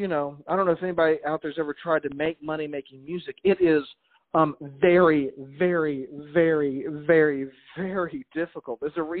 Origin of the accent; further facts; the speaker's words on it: Montgomery, Alabama, United States; also born or lived in Chicago, Illinois; I was not born here either. I was a man. I was born in Chicago. Right on. I was down south when I was young. Like I said, I went to high school in Montgomery, Alabama.